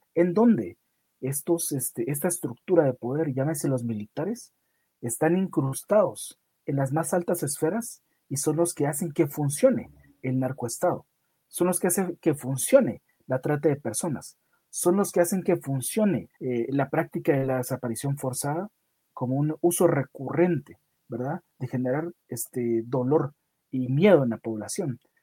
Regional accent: Guatemala; yo soy de, de Guatemala, una de las zonas rojas de Guatemala, en donde yo vivo

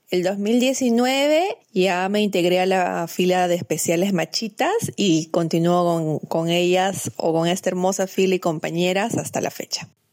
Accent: Cusco, Peru; moved away as an adult; now in Lima, Peru; soy cusqueña

